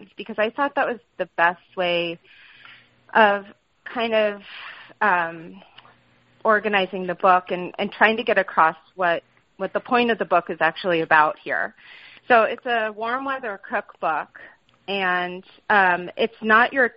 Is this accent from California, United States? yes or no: yes; California, United States; also born or lived in Boston / New York; now in Portland, Maine, United States; I grew up in California